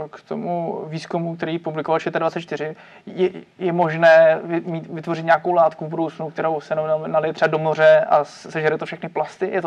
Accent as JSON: {"language": "Czech", "country": "Czechia", "said": "když, když jsem normální Čech, chodím do práce, platím daně a třídím"}